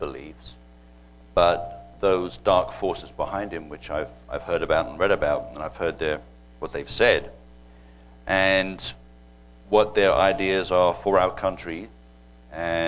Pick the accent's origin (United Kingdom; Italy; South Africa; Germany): United Kingdom; England; moved away as an adult; growing up in England